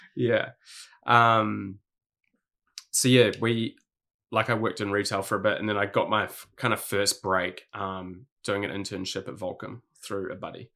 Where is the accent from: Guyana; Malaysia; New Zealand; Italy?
New Zealand; Hawke's Bay; also born or lived in Sydney, Australia; now in Gold Coast, Australia; I grew up in Hawke's Bay, um, in New Zealand